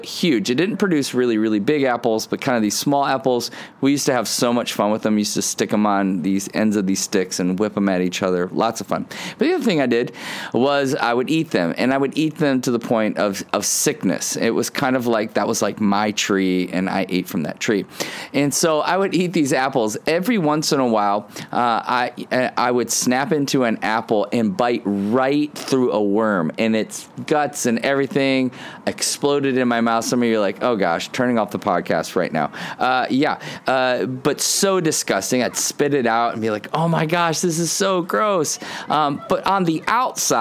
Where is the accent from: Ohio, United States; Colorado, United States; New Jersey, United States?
Ohio, United States; When I was a kid, I grew up in Ohio, and in Ohio, my backyard was like Adventureland